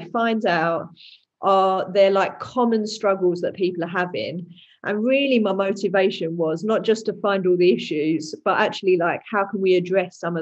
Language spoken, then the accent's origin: English; Dagenham, London, United Kingdom; I'm from Dagenham, which is in East London. Some people say it's Essex, but it depends whether you want to say you're from Essex or East London. And I veer more towards East London. So there we go. But yeah, been here my whole life.